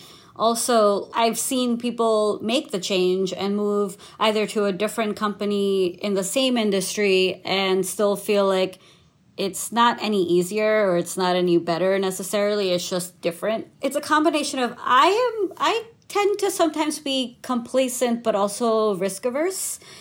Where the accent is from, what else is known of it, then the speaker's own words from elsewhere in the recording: New York, United States; also born or lived in India; I was born in India, and I moved to New York with my family when I was 2 years old